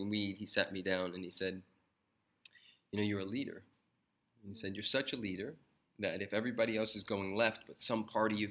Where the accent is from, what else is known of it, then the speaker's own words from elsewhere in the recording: Compton, California, United States; I was born in Compton